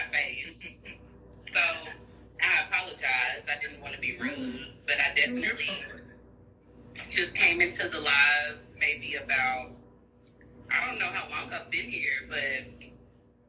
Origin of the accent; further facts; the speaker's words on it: Houston, Texas, United States; from Houston, Texas